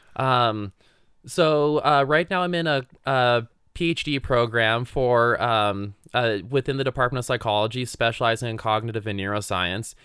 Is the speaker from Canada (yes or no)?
yes; Canada; moved away as an adult; now in Utah, United States; I grew up in the Otasquin area